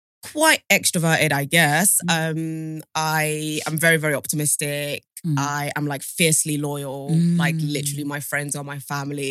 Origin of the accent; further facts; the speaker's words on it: London, United Kingdom; also born or lived in Sierra Leone; So I grew up in Southeast. Born in Sierra Leone, moved to like the UK when I was 8 and basically moved around Southeast London, everywhere from like Norwood to Clapham, but basically ended up in like Lewisham / Catford